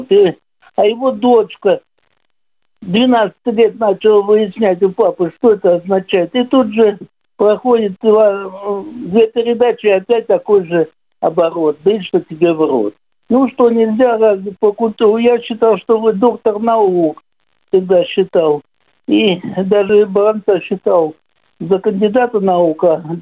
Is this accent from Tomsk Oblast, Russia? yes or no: no; Moscow, Russia; born there; У меня в паспорте написано, что я …, родился в Москве.